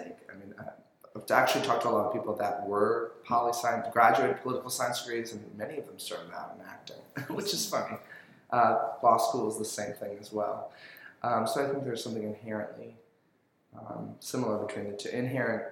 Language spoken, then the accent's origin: English; South Florida, United States; moved away as an adult; also born or lived in Pensacola, Florida; now in New Orleans, United States; I grew up in South Florida, sort of about like 80 miles north of Miami.